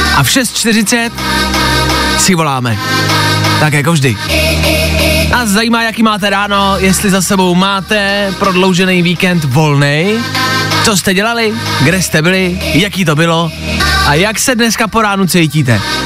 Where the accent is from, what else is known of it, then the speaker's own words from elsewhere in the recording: Czechia; jsme hrdí Češi